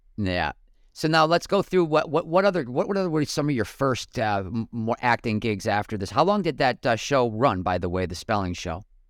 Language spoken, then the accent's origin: English; Buffalo, New York, United States; moved away as an adult; now in Glendale, United States; growing up in Western New York